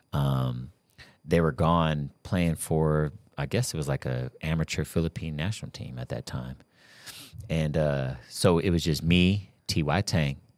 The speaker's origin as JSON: {"language": "English", "region": "California", "country": "United States", "moved": "yes", "said": "I'm from California"}